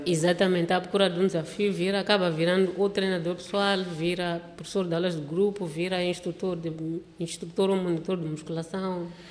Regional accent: Matola, Maputo, Mozambique; meu mundinho lá da cidade da Matola

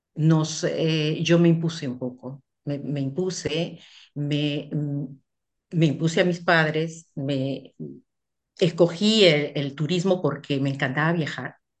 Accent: Peru; moved away as an adult; also born or lived in Central African Republic; now in France; Yo me fui de Perú la primera vez a, los 25 años

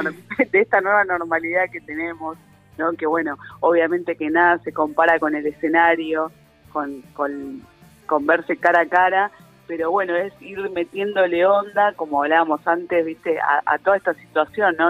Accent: Argentina; como argentinos

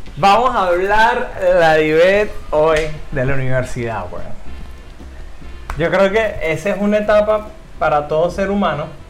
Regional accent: Caracas, Capital District, Venezuela; moved away as an adult; also born or lived in Guatire, Miranda, Venezuela; Yo nací en Caracas y a mis 10 años, 11 años me fui a vivir a Guatire con mi mamá

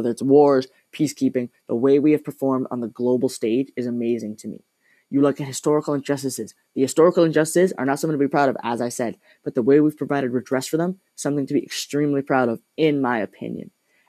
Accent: Canada

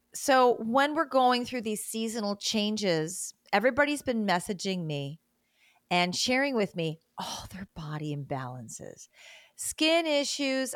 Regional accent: Great Lakes states, Midwest, United States; moved away; also born or lived in South America; I grew up in the Great Lakes states in the Midwest.

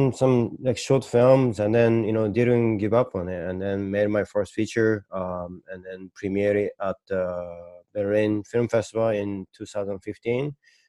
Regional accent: Hokkaido, Japan; English is a second language; moved away as an adult; also born or lived in Minnesota, United States / New York, United States; I was born and raised in Hokkaido, Japan, but then I moved to US when I was 20 to study abroad. And then first in Minnesota, and then I was there for 2 years, and then moved to New York

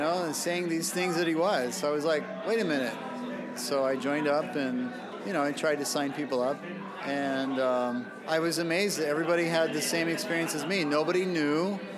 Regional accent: Oregon, United States; now in Seoul, South Korea; I'm from Oregon

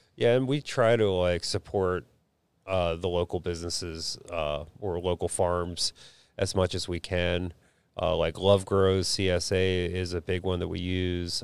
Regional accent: Philadelphia, Pennsylvania, United States; I grew up in Huntington Park, Philadelphia

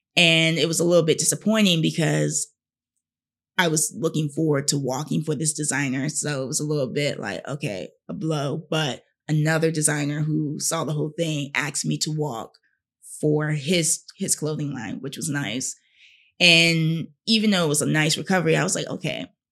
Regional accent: Fayetteville, North Carolina, United States; I'm from Fayetteville, North Carolina

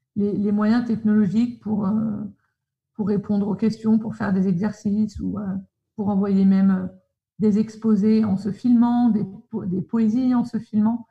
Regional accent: Paris, Île-de-France, France; moved away as an adult; now in Sydney, Australia; je viens de Paris. J'ai toujours habité à Paris. Je suis née à Paris et j'y ai vécu

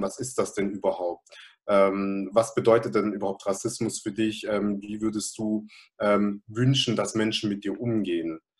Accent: Germany; obwohl ich hier geboren bin, obwohl ich hier aufgewachsen bin, obwohl ich mich einerseits natürlich als deutsch

